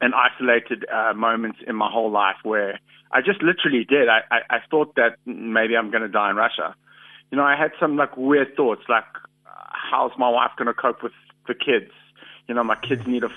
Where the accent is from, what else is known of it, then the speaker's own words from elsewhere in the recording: South Africa; I'm proudly South African